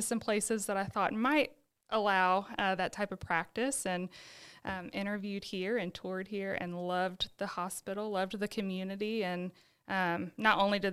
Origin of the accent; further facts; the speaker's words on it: Birmingham, Alabama, United States; now in Sylacauga, United States; I was born and raised in Birmingham. I lived there with my family my whole entire life